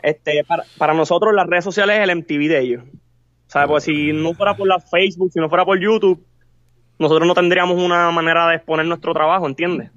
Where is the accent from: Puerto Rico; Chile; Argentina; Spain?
Puerto Rico; somos latinos también, pero no somos de México, somos de Puerto Rico